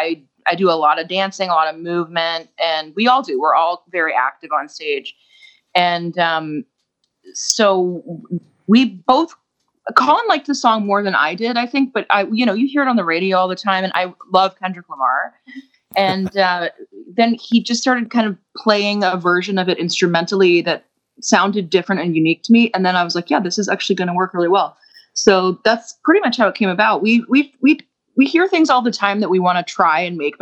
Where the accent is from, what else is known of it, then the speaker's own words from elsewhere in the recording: Canada; accent: Canadian; moved away as an adult; now in Texas, United States; We are Canadian. Yeah. We're Texans now. We moved to Texas about 2 years ago, but we grew up in Canada.